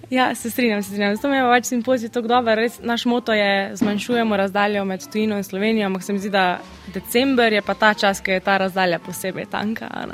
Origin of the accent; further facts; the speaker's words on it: Slovenia; moved away as an adult; also born or lived in England; Slovenci imamo, sicer smo mehni, ampak mi imamo izredno razgibano državo